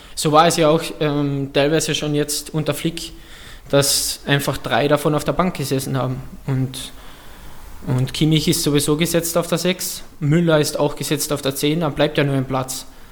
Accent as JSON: {"language": "German", "country": "Austria", "said": "ich komme aus Österreich"}